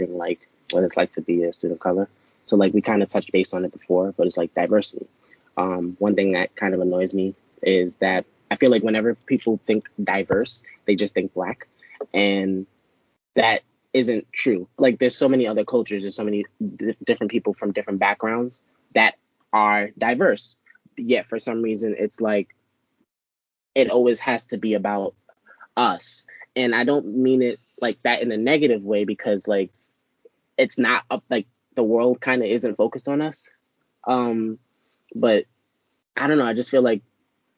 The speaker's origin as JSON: {"language": "English", "town": "New York City", "region": "New York", "country": "United States", "said": "I'm from Brooklyn, so I'm going to say certain words certain ways"}